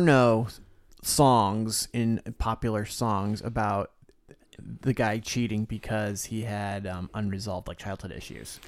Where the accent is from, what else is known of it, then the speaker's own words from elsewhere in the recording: Florida, United States; I grew up in Florida